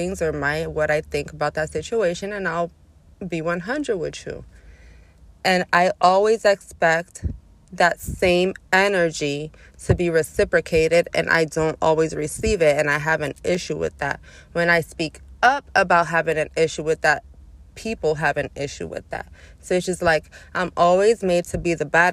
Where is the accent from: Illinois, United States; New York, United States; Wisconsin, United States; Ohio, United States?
New York, United States; New York City; I'm from Brooklyn